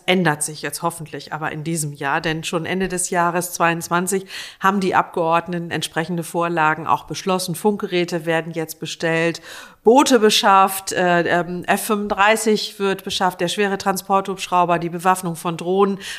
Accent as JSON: {"language": "German", "region": "Lower Saxony", "country": "Germany", "tie": "born or raised there", "said": "Ich bin in der Nähe eines Fliegerhorstes aufgewachsen. In der unmittelbaren Umgebung war ein Bundeswehrkrankenhaus. Ich komme aus Niedersachsen."}